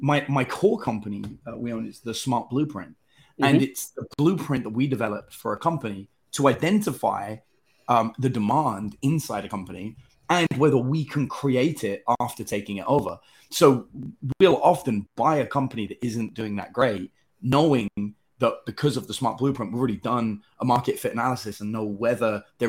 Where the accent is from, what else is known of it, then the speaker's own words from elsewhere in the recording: England, United Kingdom; now in United States; As an English person